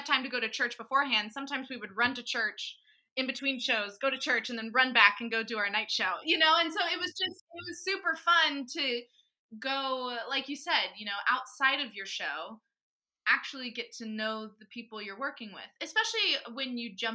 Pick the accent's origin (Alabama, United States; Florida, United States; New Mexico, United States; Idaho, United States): Florida, United States; now in New York, United States; growing up in Florida